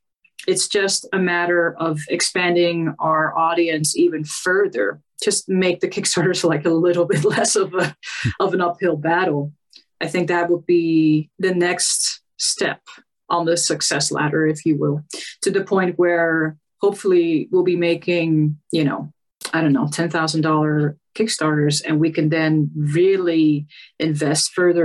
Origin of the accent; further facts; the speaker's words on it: Netherlands; I'm from the Netherlands in case you didn't know.